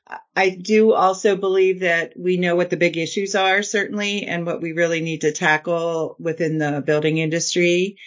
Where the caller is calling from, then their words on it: Lancaster, Pennsylvania, United States; I am in Lancaster, Pennsylvania.